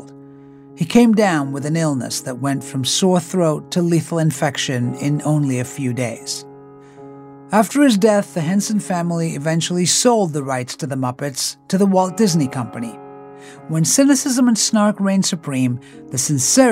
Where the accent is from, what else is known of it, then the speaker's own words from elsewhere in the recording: England, United Kingdom; now in New York, United States; I grew up in England